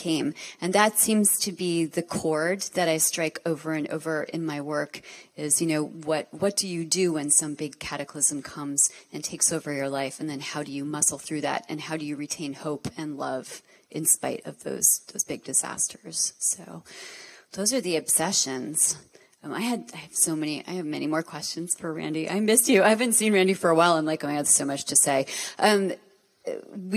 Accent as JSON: {"language": "English", "town": "Montclair", "region": "New Jersey", "country": "United States", "tie": "born or raised there", "said": "I grew up in Montclair, New Jersey, which is like very flossy."}